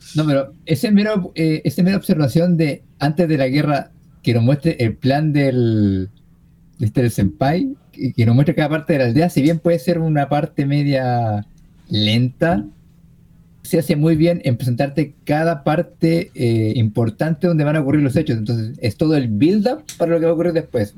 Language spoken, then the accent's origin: Spanish; Chile; soy chileno